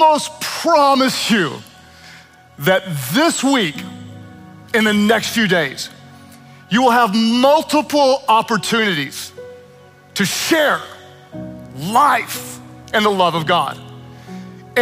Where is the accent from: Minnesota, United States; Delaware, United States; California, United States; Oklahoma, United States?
Oklahoma, United States; I am from Oklahoma, where Uber is not nearly as exciting as the L is in Chicago.